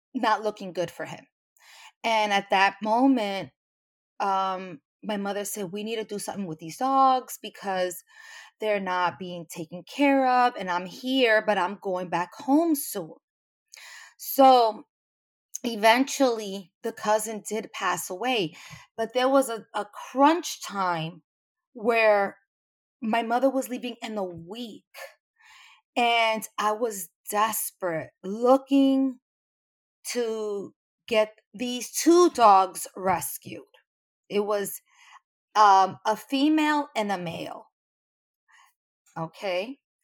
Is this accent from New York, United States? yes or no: yes; New York City, New York, United States; I'm from New York. I'm, I'm not in Puerto Rico